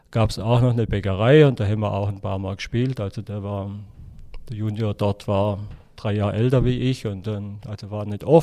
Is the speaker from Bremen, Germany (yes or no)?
no; Baden-Württemberg, Germany; Ähm, also ich komme aus dem Oberschwäbischen. Wir waren, ähm, ja, ich sag mal, ein einfacher Haushalt.